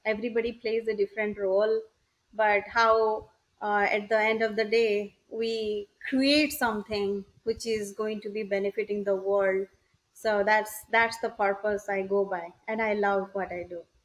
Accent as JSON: {"language": "English", "region": "Odisha", "country": "India", "also_born_or_lived": "California / Wisconsin / Boston", "moved": "as an adult", "lives_now": "United States", "said": "I'm originally from India, it's a it's a village called um, in uh, the state of Odisha."}